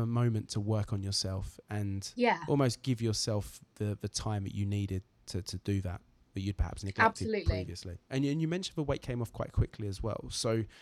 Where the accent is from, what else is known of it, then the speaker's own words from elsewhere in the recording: Braintree, East of England, United Kingdom; moved away; back in Braintree in my hometown